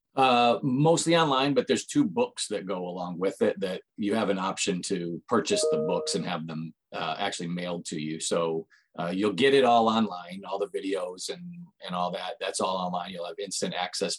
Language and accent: English; Michigan, United States; have lived in Michigan almost all my life